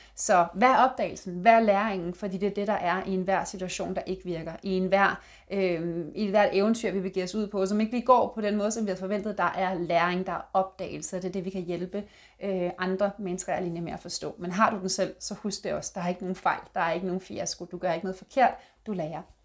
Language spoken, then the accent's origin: Danish; Denmark